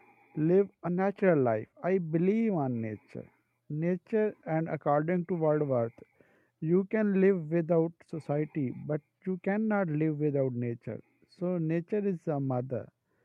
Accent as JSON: {"language": "English", "country": "Pakistan", "said": "I am from Pakistan."}